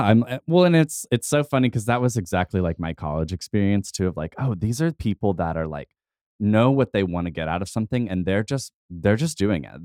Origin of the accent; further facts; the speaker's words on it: Tulsa, Oklahoma, United States; also born or lived in Muskogee, Oklahoma / Tahlequah, Oklahoma; I grew up here, uh, for the most part, uh, age nine on